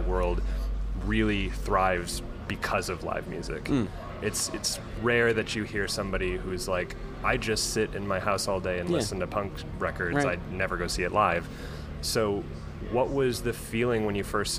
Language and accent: English; Midwest, United States; as a Midwesterner myself